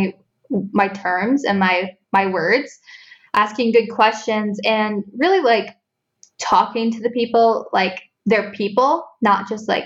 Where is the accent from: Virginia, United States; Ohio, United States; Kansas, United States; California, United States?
Ohio, United States; Northern; also born or lived in Columbus, Ohio; now in Southern Ohio, United States; I grew up in Northern Ohio and I work in Columbus, Ohio now